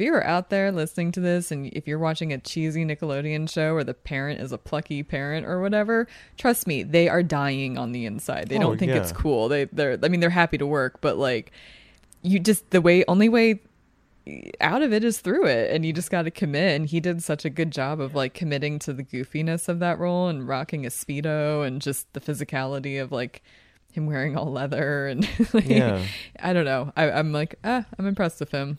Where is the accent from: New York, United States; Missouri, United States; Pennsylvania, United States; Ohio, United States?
Pennsylvania, United States; Philadelphia; accent: Philadelphia; Like, my accent's watered down from Philly.